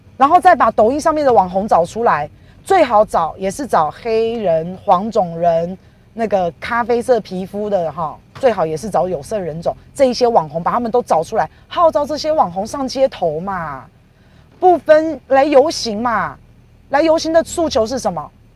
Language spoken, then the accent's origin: Chinese; Taiwan; 我们台湾人到大陆去工作